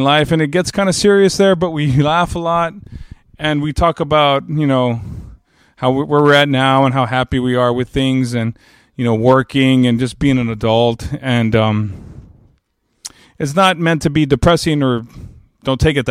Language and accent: English; Texas, United States; as a Texan